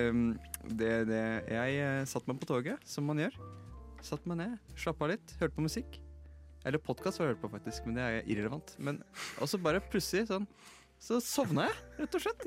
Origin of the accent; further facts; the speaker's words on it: Drammen, Viken, Norway; min hjemby Drammen uh, i Viken.